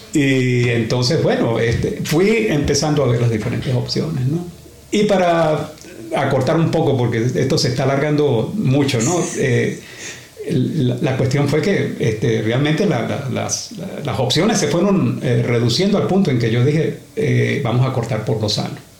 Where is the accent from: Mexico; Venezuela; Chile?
Venezuela; now in Australia; venezolano, para empezar. Uh. Y llegué a Australia en 1986.